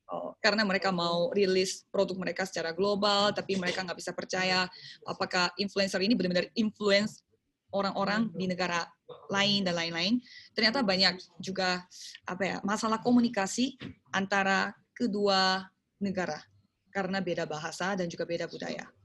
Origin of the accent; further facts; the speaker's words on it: South Korea; also born or lived in Surabaya, Indonesia; saya orang Korea.